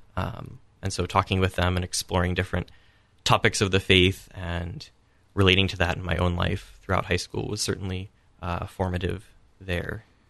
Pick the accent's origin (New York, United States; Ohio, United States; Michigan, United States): Ohio, United States; Columbus; I grew up in Immaculate Conception Parish in Clintonville here in Columbus